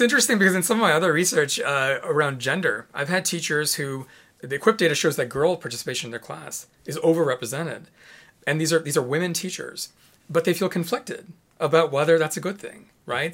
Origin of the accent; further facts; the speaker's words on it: Chicago, Illinois, United States; moved away; I'm from Chicago originally.